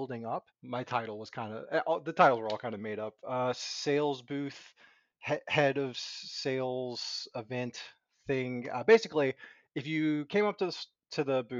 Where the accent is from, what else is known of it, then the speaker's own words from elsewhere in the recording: Franklin County, Virginia, United States; moved away as an adult; now in Pennsylvania, United States; I always tell people I'm originally from Roanoke because no one knows where Franklin County, Virginia is. But that's where I'm originally from